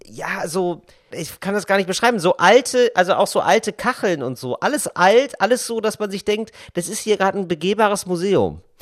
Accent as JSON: {"language": "German", "town": "Geldern", "region": "North Rhine-Westphalia", "country": "Germany", "tie": "born or raised there", "moved": "yes", "lives_now": "Berlin, Germany", "said": "in meinem Dorf in Geldern, in meiner Kleinstadt"}